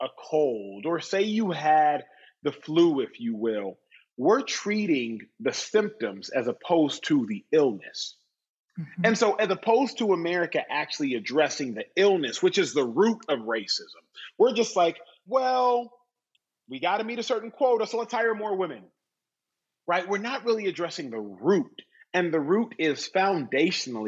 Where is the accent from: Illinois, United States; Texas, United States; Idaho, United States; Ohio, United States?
Texas, United States; Austin; I grew up in Austin, Texas